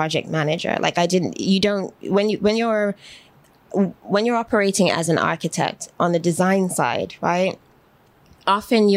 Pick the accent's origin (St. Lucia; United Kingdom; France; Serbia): United Kingdom; Manchester, North West England; also born or lived in Birmingham, England / London, England; now in United States; raised in Manchester, born in Birmingham specifically, but most of my childhood in my memory was rooted in Manchester and other parts along the way.